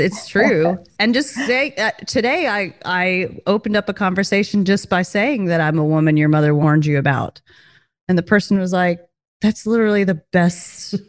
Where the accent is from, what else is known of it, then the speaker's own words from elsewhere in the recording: the South, United States; accent: drawl; I am from the South